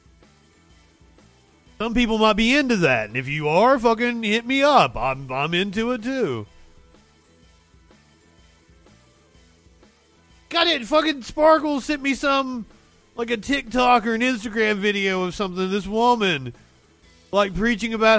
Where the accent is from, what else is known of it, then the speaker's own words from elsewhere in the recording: the Bible Belt, United States; Growing up in the Bible Belt